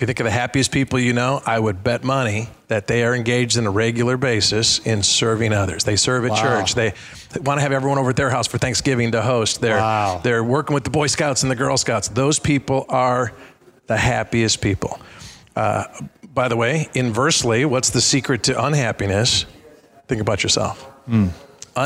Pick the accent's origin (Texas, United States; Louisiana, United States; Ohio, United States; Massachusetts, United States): Ohio, United States; Cincinnati; in my hometown, Kings Island, I live right by Cincinnati